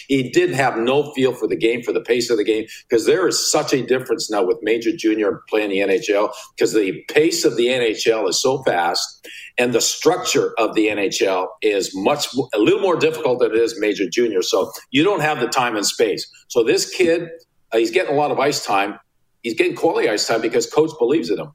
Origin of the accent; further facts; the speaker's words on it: Sudbury, Ontario, Canada; I grew up in Sudbury, Ontario